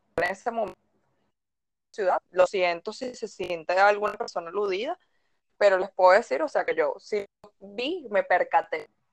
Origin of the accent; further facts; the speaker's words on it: Caracas, Capital District, Venezuela; nací en Caracas un 6 de noviembre. Em, he vivido toda mi vida en Caracas